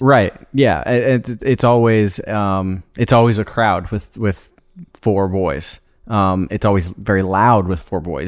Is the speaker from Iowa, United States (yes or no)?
yes; Des Moines, Iowa, United States; landed in Des Moines. All of us grew up there